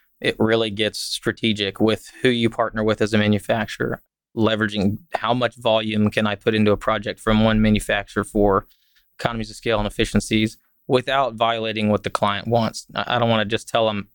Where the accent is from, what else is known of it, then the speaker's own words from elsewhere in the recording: Fort Worth, Texas, United States; I grew up in Fort Worth